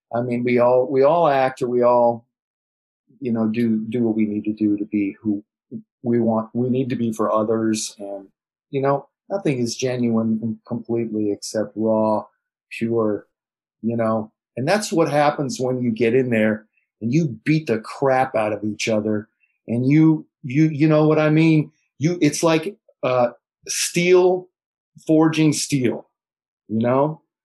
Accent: Beverly Hills, California, United States; I grew up in Beverly Hills

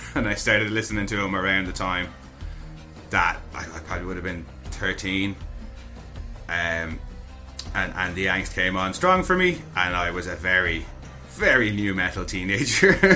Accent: Ireland; I was born screaming in Ireland

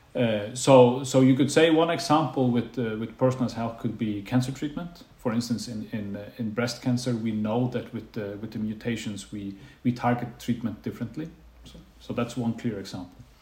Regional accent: Faroe Islands; also born or lived in Bergen; now in Denmark; I'm from the Faroe Islands

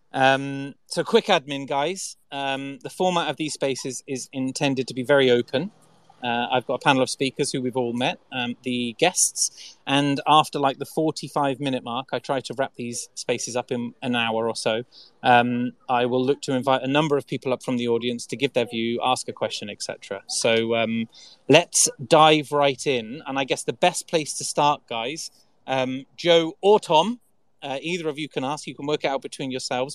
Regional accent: Salisbury, South West England, United Kingdom; I'm a southerner. I'm a I'm from Salisbury in England.

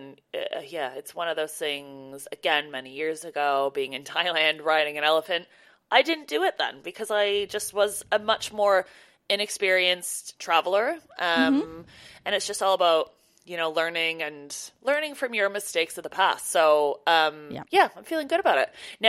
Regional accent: Canada; like, you know, growing up in Canada, obviously we know how to drive in the snow.

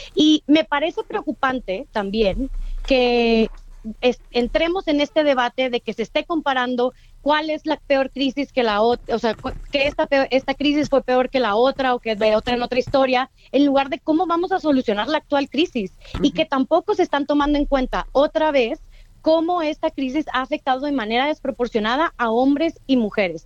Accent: Mexico City, Mexico; soy una morra chilanga

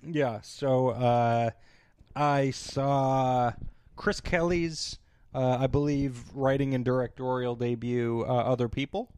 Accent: Canada; as a Canadian

